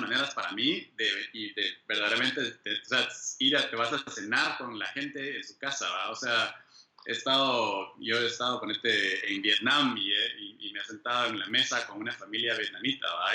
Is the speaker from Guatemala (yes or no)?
yes; Guatemala; moved away as an adult; also born or lived in Austria; now in United States; soy de Guate, yo eh, pues, ahí, nací, ahí crecí